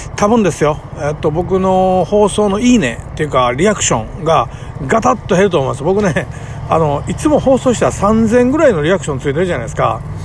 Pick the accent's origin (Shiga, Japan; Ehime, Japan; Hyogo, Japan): Hyogo, Japan; Kobe; 生まれ育ちとか、なんかたまたま、あの神戸のね、めちゃくちゃ下町、えー、ヤクザがカ歩する町で育ってしまった